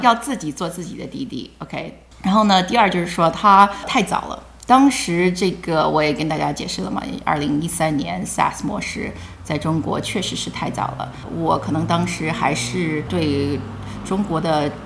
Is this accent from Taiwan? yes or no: no; Silicon Valley, California, United States; also born or lived in China; 我是硅谷长大的，我是国内出生的，八岁跟随嗯。父母移民到美国，然嗯。后我们 九零年就搬到硅谷了